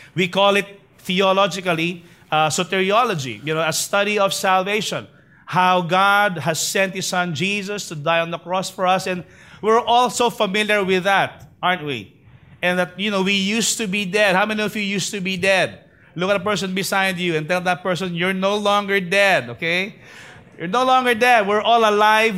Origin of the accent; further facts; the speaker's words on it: Manila, Metro Manila, Philippines; I was born actually in Tondo, uh, in a place called Clinica Arellano